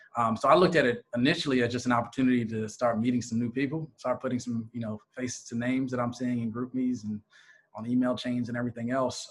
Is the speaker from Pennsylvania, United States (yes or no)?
yes; Philadelphia, Pennsylvania, United States; moved away as an adult; also born or lived in Atlanta, Georgia; I'm originally from the greater Philadelphia area